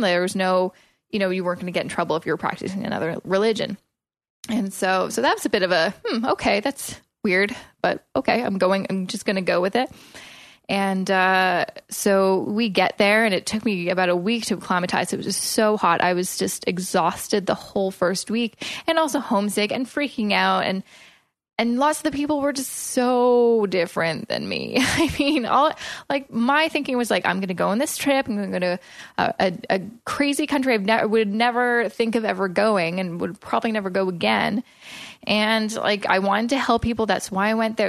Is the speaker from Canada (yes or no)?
yes; Coquitlam, British Columbia, Canada; moved away as an adult; now in Toronto, Canada; moving from my hometown of Coquitlam